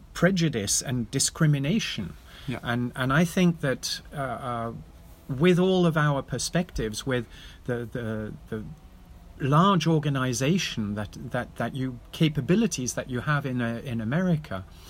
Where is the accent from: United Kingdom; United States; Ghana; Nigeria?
United Kingdom; England; now in Netherlands; I'm English, but I also live in the Netherlands